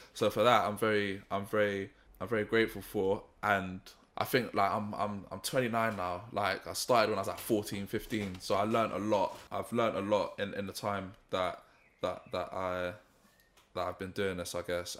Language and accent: English; St. Vincent & Grenadines; also born or lived in Ealing; I'm from Saint Vincent